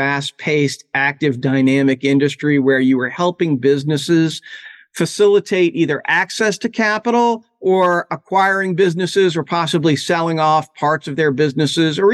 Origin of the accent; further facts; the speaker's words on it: New Orleans, Louisiana, United States; moved away as an adult; I'm originally from New Orleans, Louisiana